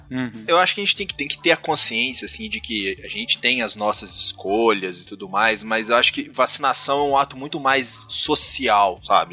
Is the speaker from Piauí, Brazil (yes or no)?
no; Minas Gerais, Brazil; eu sou de Minas.